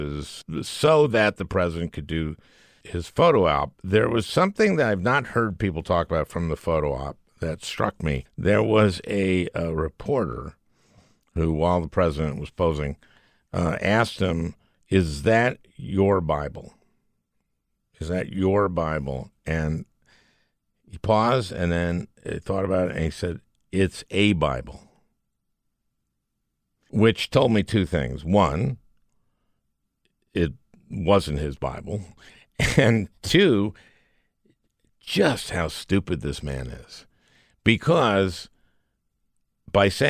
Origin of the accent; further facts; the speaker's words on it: Minneapolis, Minnesota, United States; As a Minnesotan, as a Minneapolitan